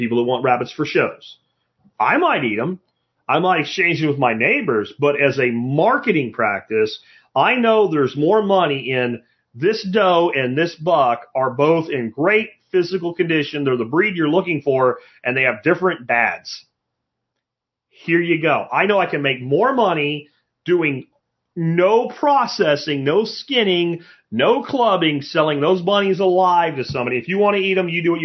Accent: Pottsville, Pennsylvania, United States; moved away; also born or lived in Northampton, Pennsylvania; I was from Pottsville, Minersville area, Schuylkill County

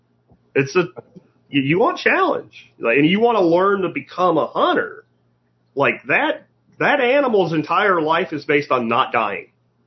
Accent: Northeast, United States; And growing up in the Northeast woods, I've seen people spewing sweat, going in a circle without knowing it.

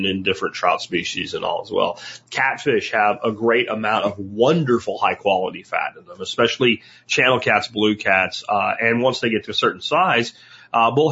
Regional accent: Jacksonville, Florida, United States; also born or lived in Pennsylvania; now in Texas, United States; I grew up in Jacksonville, Florida as a kid before the internet.

